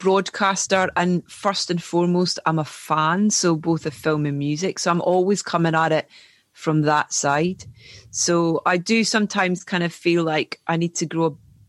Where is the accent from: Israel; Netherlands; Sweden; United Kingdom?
United Kingdom; Scotland; because I'm Scottish